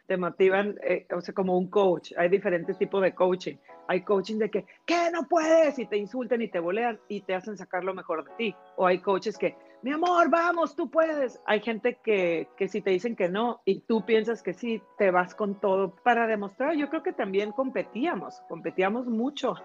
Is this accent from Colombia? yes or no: no; Mexico; moved away as an adult; now in Canada; estaba yo en México muy contenta, trabajé mucho tiempo para la televisora